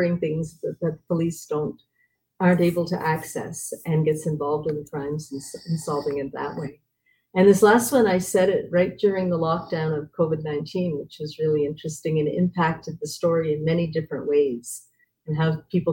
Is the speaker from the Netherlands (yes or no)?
no; Calgary, Alberta, Canada; I'm from Calgary, Canada.